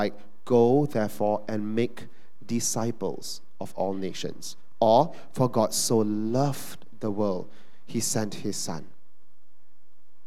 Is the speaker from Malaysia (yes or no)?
yes; Malaysia; we're Malaysian Chinese